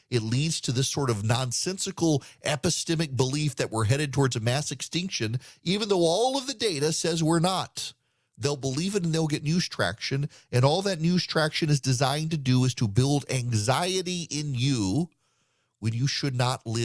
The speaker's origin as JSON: {"language": "English", "region": "Dubai", "country": "United Arab Emirates", "tie": "born or raised there", "said": "In the 1980s, I was a kid growing up in Dubai. My dad worked for the oil industry"}